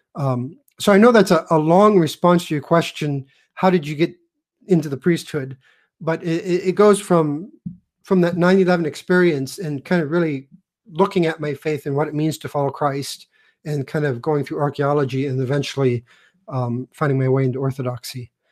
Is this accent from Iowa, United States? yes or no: yes; Iowa, United States; I grew up in Iowa. I'm like a sixth generation Iowan